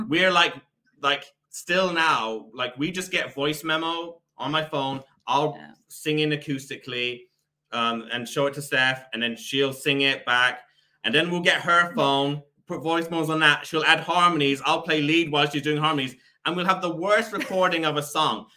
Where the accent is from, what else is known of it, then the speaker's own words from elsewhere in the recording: Killarney, Munster, Ireland; we are from the south of Ireland in a town called Killarney